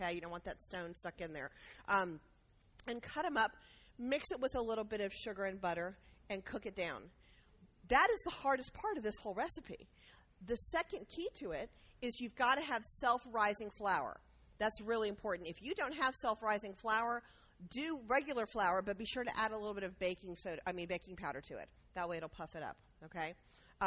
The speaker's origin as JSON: {"language": "English", "region": "Georgia", "country": "United States", "said": "we're from Georgia"}